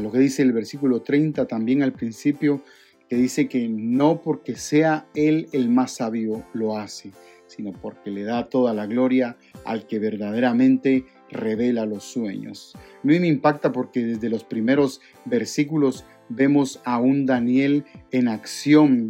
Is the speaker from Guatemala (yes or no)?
yes; Guatemala; en mi país, en Guatemala